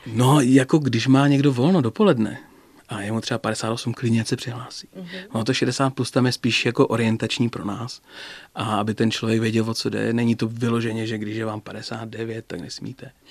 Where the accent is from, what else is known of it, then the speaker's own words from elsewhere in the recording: Ostrava, Moravian-Silesian Region, Czechia; also born or lived in Brno; now in České Budějovice, Czechia; Já jsem Ostravák